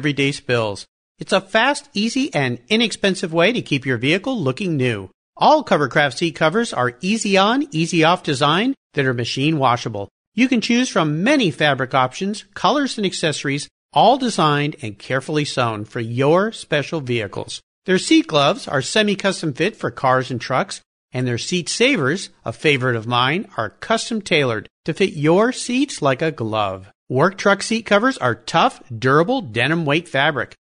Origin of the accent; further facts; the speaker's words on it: La Jolla, California, United States; now in Gig Harbor, United States; I grew up in La Jolla, California